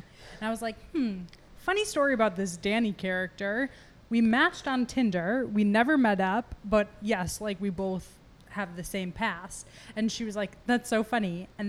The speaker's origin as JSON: {"language": "English", "town": "Buffalo", "region": "New York", "country": "United States", "moved": "as an adult", "lives_now": "Toronto, Canada", "said": "I come all the way from Buffalo."}